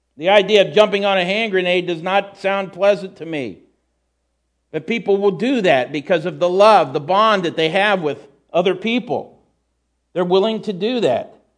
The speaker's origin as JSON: {"language": "English", "country": "United States", "said": "as a Christian, despite being an American"}